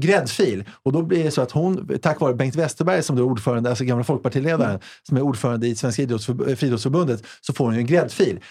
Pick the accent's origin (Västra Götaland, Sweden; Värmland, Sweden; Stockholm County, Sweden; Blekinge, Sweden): Stockholm County, Sweden; Stockholm; jag kommer från Hässelby.